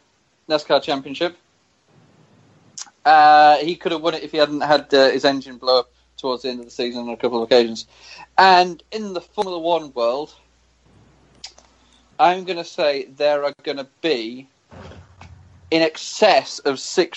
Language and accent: English; United Kingdom; I'm British